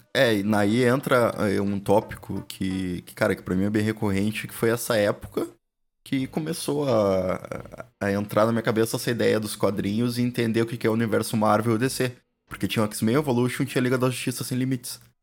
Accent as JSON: {"language": "Portuguese", "region": "Rio Grande do Sul", "country": "Brazil", "said": "a gente sendo gaúcho"}